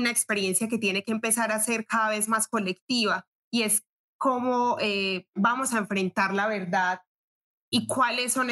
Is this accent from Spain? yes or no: no; Colombia; moved away; cuando yo salí de Colombia lo hice pensando en que básicamente iba a estudiar, pero yo aquí me encontré con una Colombia por fuera